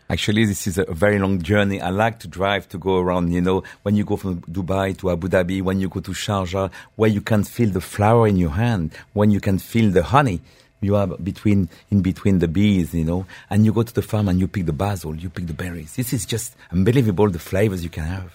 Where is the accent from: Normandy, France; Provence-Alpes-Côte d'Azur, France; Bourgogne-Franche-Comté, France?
Normandy, France; English is a second language; moved away as an adult; now in United Arab Emirates; I grew up in my dear country, uh, eh, village of Normandy